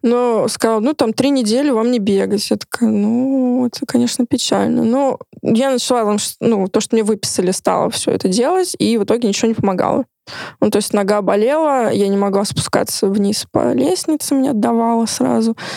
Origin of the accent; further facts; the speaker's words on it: Moscow, Russia; я тоже москвичка